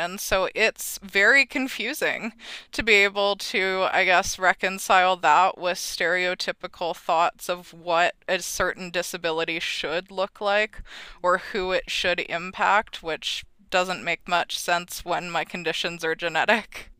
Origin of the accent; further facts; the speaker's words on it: Red Deer, Alberta, Canada; I am from Red Deer, Alberta